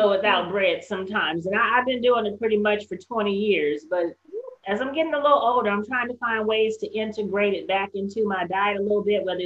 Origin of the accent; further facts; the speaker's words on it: Northern California, United States; now in Texas, United States; I'm from California, Northern Cal